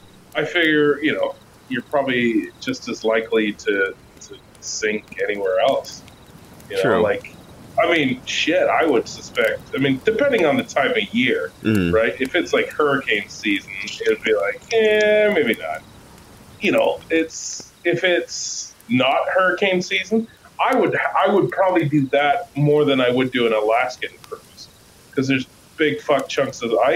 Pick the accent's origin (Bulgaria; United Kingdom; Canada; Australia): United Kingdom; No, because I'm British.